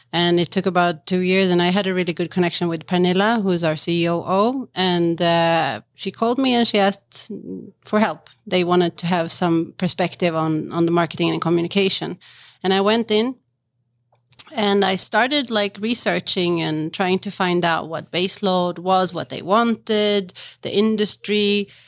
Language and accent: English; Stockholm, Stockholm County, Sweden; I'm from Sweden, born and raised in Stockholm, but with the, my mother is from Macedonia